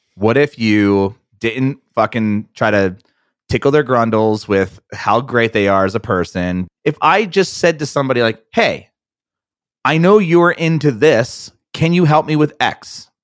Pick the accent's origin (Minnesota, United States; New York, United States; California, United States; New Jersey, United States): New Jersey, United States; we're both from New Jersey